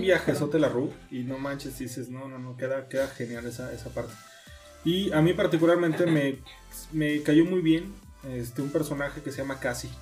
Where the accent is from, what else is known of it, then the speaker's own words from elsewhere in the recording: Mexico; yo como fanático mexicano